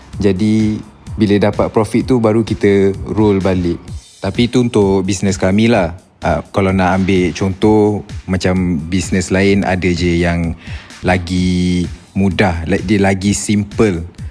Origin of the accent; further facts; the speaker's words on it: Shah Alam, Selangor, Malaysia; Saya asal dari Shah Alam sama dengan semua founder Brutani juga.